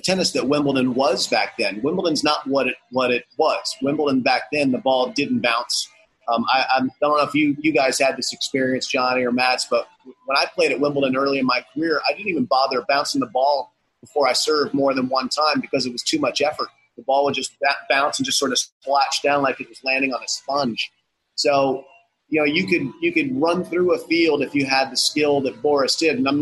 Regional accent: Florida, United States; growing up in Florida

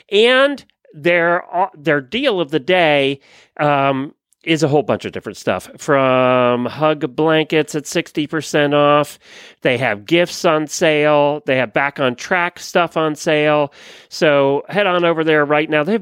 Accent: Pennsylvania, United States; born or raised there; now in Ocala, United States

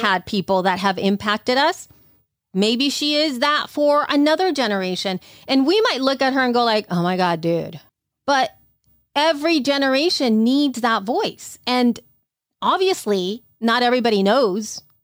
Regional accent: El Salvador; moved away; growing up in El Salvador

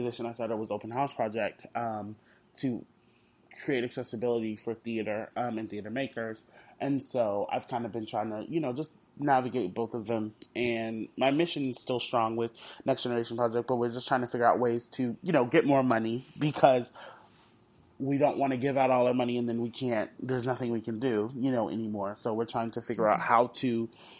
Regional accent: Houston, Texas, United States; I'm from Houston

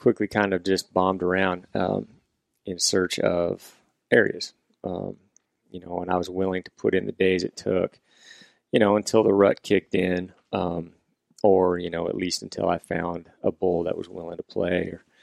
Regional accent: Washington, United States; here in Washington, you know, I had an elk tag for my home state

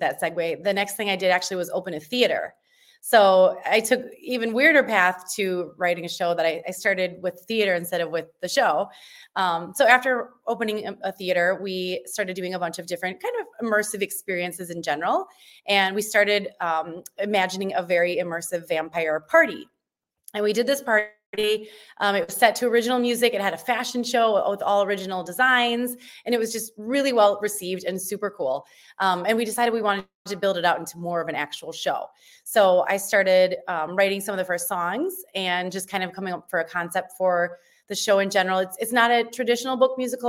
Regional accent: Oshkosh, Wisconsin, United States; my hometown of Wisconsin, in Oshkosh, Wisconsin.

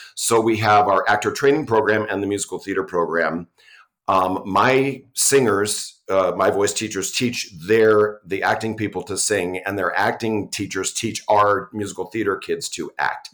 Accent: New York, United States; moved away as an adult; now in Utah, United States; I'm from New York, and I came here for grad school and stayed

